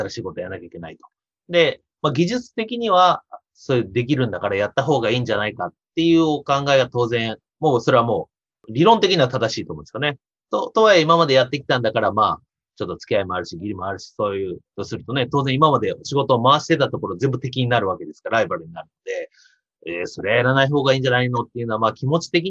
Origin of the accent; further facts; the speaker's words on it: Soka, Saitama, Japan; moved away; 埼玉県の草加市ですね。